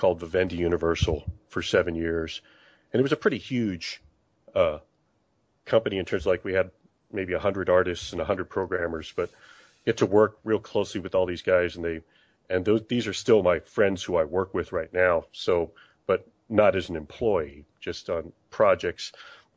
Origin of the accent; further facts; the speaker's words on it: San Diego, California, United States; moved away as an adult; also born or lived in St. Louis; I grew up in San Diego